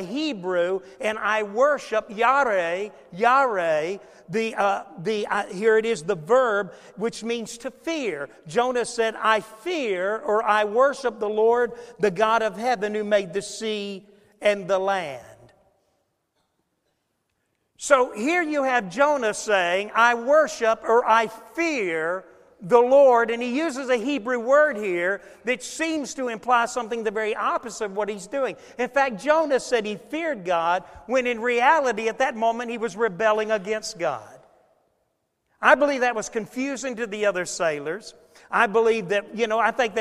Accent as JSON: {"language": "English", "town": "Niagara Falls", "region": "New York", "country": "United States", "tie": "born or raised there", "moved": "yes", "said": "I was born in Niagara Falls, New York"}